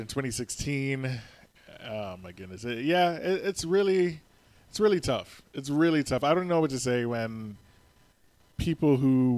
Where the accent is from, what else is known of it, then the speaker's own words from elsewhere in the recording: New York City, New York, United States; moved away; also born or lived in Florida; I was born in the Bronx and I lived in Florida